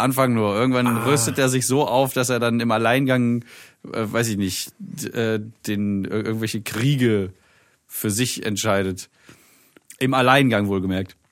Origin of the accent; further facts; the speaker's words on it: Germany; bei uns in Deutschland